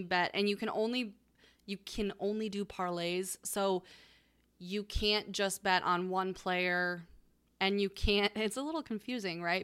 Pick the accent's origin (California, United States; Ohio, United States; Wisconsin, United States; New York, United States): Ohio, United States; We're from Ohio